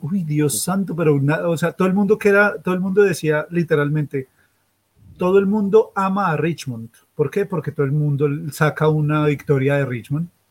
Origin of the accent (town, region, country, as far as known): Colombia; now in Australia